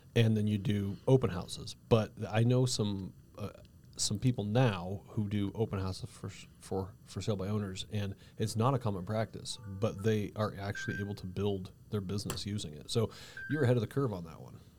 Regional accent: Cañon City, Colorado, United States; I grew up in Canyon City

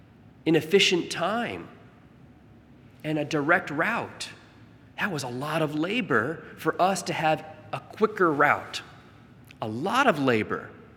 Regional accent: Staten Island, New York, United States; born there; I was born in Staten Island. You gotta have bridges.

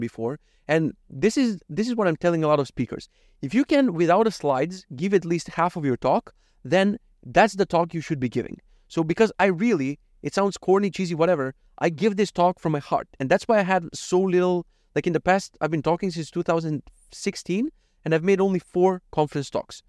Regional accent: North Macedonia; From Macedonia

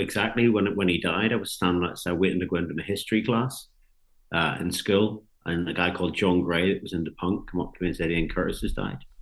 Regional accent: Ballyclare, Northern Ireland, United Kingdom; growing up in Northern Ireland was like in the seventies

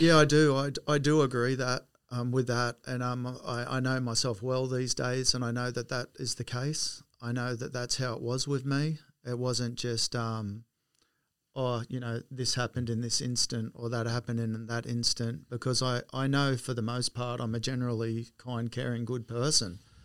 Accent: Wollongong, New South Wales, Australia; moved away; I was born in Wollongong in seventy-three and, um, lived in w, Reservoir Road at Port Kembla. So that was my first home there till I was about five

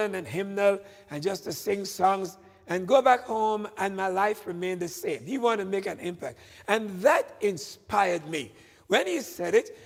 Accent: Tobago, Trinidad & Tobago; now in United States; in the island of Tobago, where I was born and grew up and got my education back there

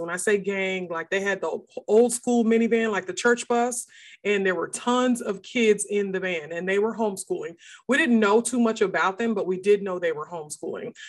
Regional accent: outside of Seattle, Washington, United States; moved away as an adult; now in Texas, United States; he moved us up to a small town outside of Seattle, Washington

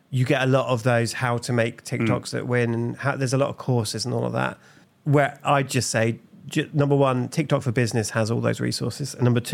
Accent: England, United Kingdom; And I'm English, so there's a lot of questions coming up.

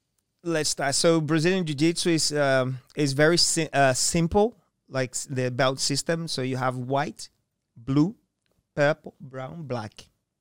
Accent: Japan; I'm from Japan.

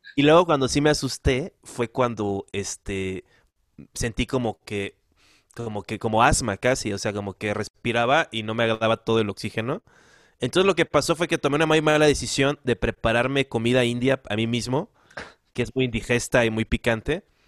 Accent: Guerrero, Mexico; yo como soy, soy guerrerense

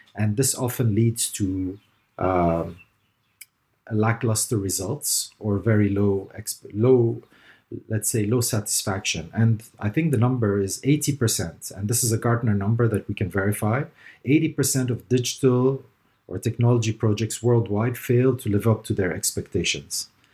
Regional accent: Dubai, United Arab Emirates; moved away as an adult; also born or lived in Lebanon / Canada / North America / Caribbean; I was born in Lebanon to parents of, uh, German and Palestinian and Armenian roots. And, uh, I ended up in the G C C here in Dubai. G C C stands for the Gulf Cooperation Council. Um, but, uh, yeah, I ended up here in Dubai where I grew up

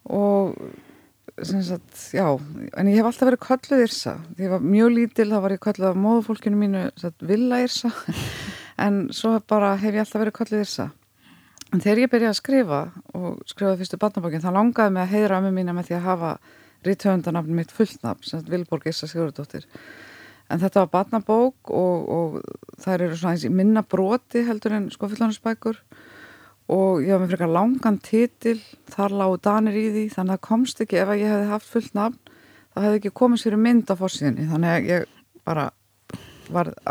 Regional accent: Hafnarfjörður, Capital Region, Iceland; also born or lived in United States; Ég ólst upp við það í Hafnarferði, Bandaríkjónum og Saltendensi

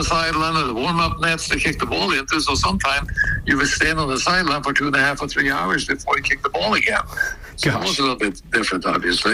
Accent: Norway; moved away as an adult; go back to Norway

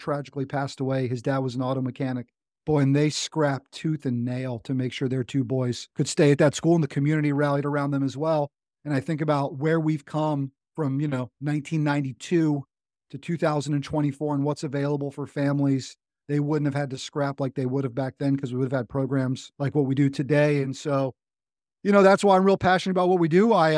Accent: North Carolina, United States; Military kid. You know, people, where you're from, like, I'm from America. I'm like, yeah, but, you know, North Carolina is my home state.

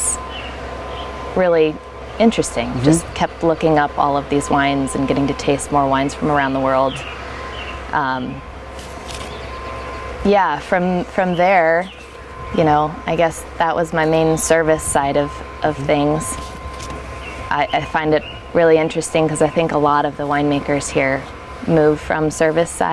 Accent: Colorado, United States; moved away as an adult; now in Oregon, United States; I grew up in Colorado

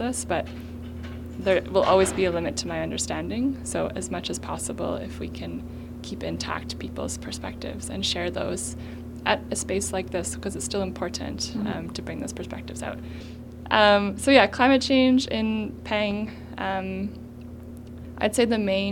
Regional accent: Winnipeg, Manitoba, Canada; I grew up in Winnipeg.

